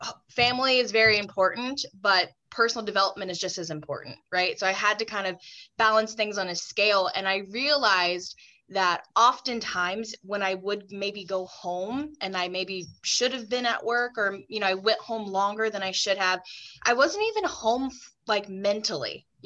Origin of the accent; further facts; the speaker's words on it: the South, United States; I grew up in the South. Saying no to people was like kind of not acceptable.